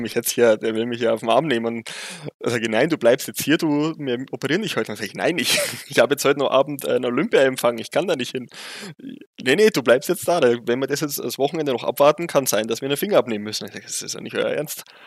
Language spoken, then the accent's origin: German; Bavaria, Germany; accent: Bavarian dialect; man hört es ja deutlich, ich komme aus Bayern